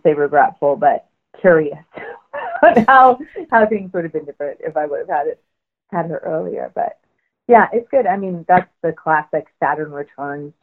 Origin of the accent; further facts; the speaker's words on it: Washington, United States; moved away; I grew up in Washington State, and I grew up in the woods